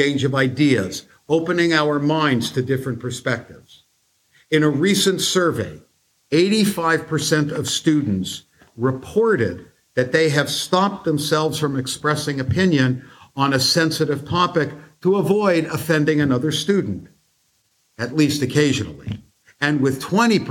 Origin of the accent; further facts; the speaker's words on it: United States; As a Jew and as an American